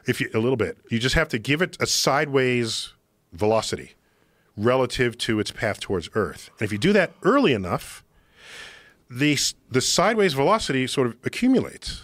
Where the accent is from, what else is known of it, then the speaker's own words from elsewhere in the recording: New York City, New York, United States; I grew up in New York City